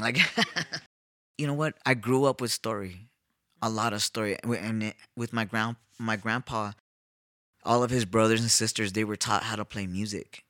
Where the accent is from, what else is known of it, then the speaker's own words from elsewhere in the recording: Los Angeles, California, United States; now in South Tucson, United States; I'm from East L A.